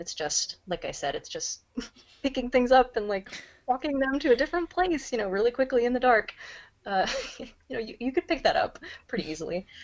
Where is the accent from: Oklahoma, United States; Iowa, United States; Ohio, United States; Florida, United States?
Oklahoma, United States; Tulsa; moved away as an adult; now in Seattle, United States; I grew up in Tulsa